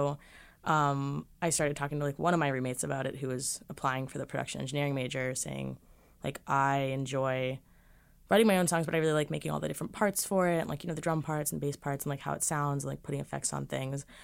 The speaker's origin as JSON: {"language": "English", "town": "Boston", "region": "Massachusetts", "country": "United States", "said": "I'm from Boston, so I was like, I'll just go through the summers too"}